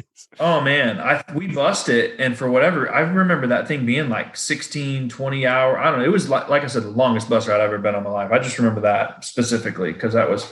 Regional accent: the South, United States; Because obviously growing up in the South is all flatland around here.

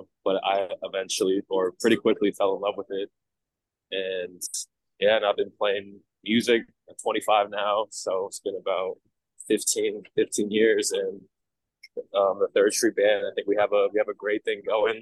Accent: Los Angeles, California, United States; now in New York City, United States; I am from Los Angeles originally, and I moved here in 2021

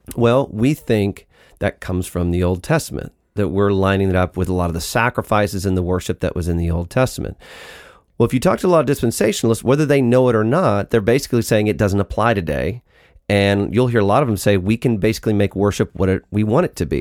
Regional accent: United States; we're American

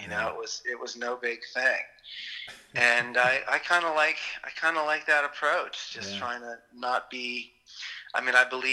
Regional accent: Boston suburbs, Massachusetts, United States; as a kid growing up in the Boston suburbs

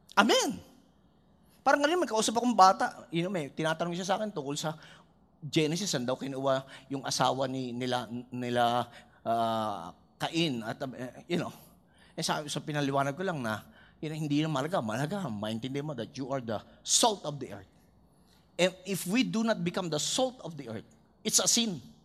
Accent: Philippines; bilang Pinoy

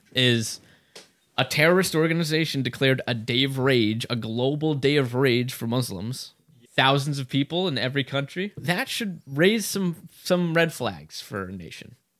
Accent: United States; I'm an American first and foremost

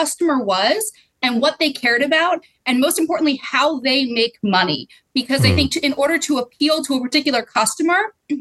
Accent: Pottsville, Pennsylvania, United States; moved away; also born or lived in Bethlehem, Pennsylvania / New York City; I grew up in Pottsville, Pennsylvania

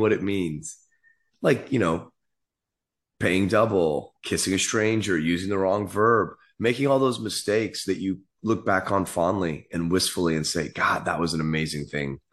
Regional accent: San Francisco, California, United States; I grew up in the city

